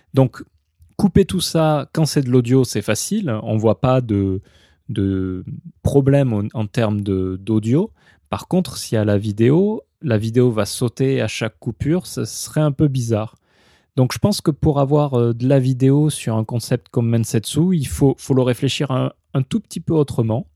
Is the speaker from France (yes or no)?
yes; France; moved away as an adult; now in Japan; je suis français de toute façon, je n'ai pas été naturalisé japonais